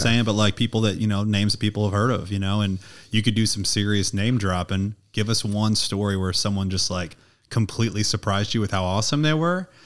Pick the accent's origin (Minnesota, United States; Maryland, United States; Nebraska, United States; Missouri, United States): Missouri, United States; St. Louis; I'm from Saint Louis